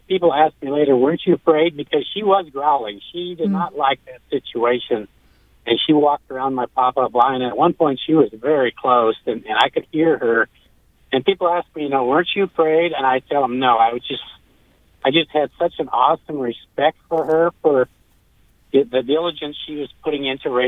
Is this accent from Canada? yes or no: yes; Canada; moved away; I'm actually a Canadian, and my cousins up in Canada hunt bears all the time